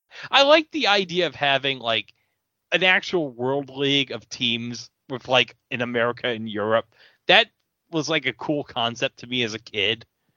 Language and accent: English; Texas, United States; It's like, it's going to be in front of my home state in Texas.